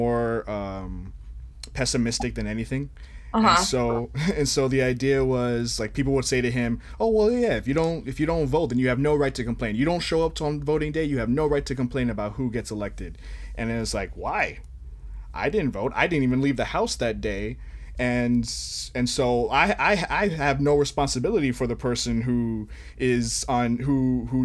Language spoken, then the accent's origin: English; Florida, United States; I grew up on George Carlin and, you know, I lived through the 2000 election, and here in Florida